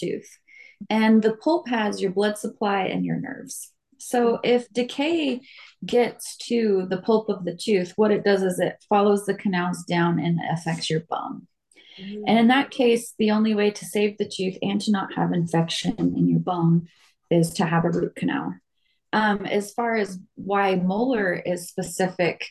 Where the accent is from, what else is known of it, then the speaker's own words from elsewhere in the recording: Las Vegas, Nevada, United States; also born or lived in Utah; I grew up here in Vegas